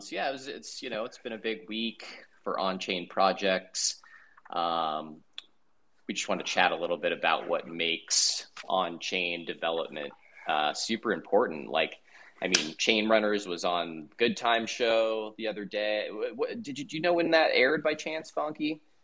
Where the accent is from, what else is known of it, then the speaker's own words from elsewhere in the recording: Denver, Colorado, United States; I'm actually from Denver. That's my hometown.